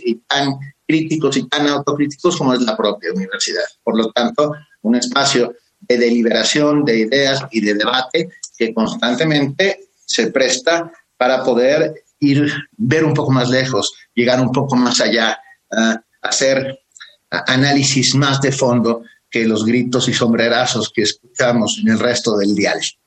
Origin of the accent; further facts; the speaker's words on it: Mexico; somos los, los mexicanos